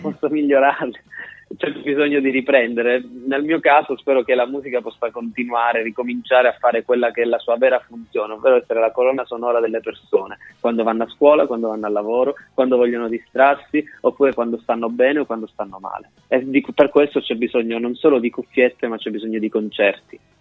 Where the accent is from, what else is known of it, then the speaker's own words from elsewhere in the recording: Calabria, Italy; moved away as an adult; now in Bologna, Italy; Sono nato e cresciuto in Calabria